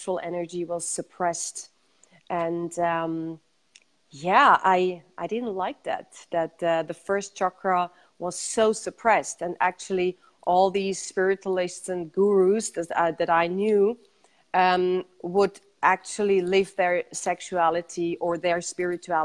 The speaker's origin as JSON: {"language": "English", "region": "Zurich", "country": "Switzerland", "tie": "born or raised there", "said": "I was born in Zurich and grew up in Zurich"}